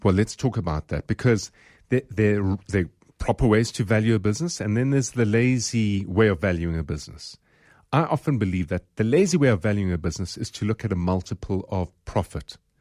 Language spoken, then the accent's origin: English; South Africa; we're from South Africa